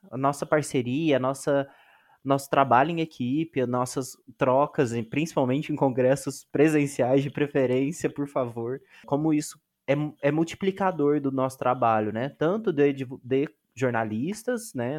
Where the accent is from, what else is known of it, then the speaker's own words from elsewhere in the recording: Minas Gerais, Brazil; eu sou de Minas Gerais, né, sou do Sudeste, mas sou de Minas Gerais